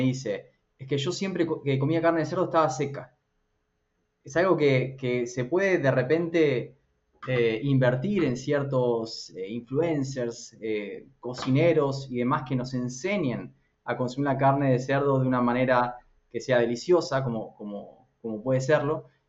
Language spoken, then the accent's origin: Spanish; Argentina; moved away; also born or lived in United States; como buen argentino consumía mucha carne de vaca. Me fui a, Estados Unidos